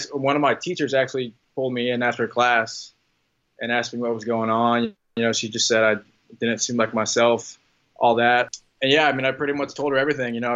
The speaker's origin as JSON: {"language": "English", "town": "Indianapolis", "region": "Indiana", "country": "United States", "said": "I'm from Indianapolis"}